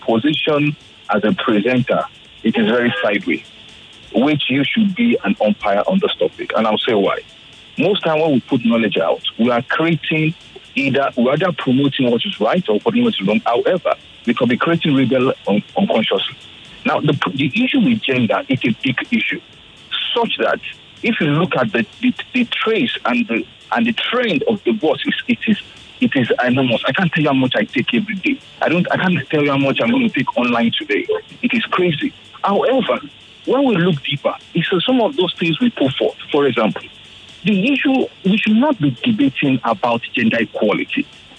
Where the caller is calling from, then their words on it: Lagos, Nigeria; I'm calling from Lekki.